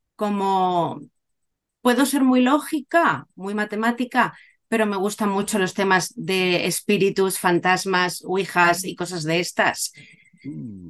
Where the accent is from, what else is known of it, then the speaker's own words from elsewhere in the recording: Cádiz, Andalusia, Spain; moved away as an adult; also born or lived in Málaga / Valencia; now in Japan; soy de Cádiz, He vivido en Cádiz, Málaga, Valencia, ahora vivo en Japón desde hace nueve años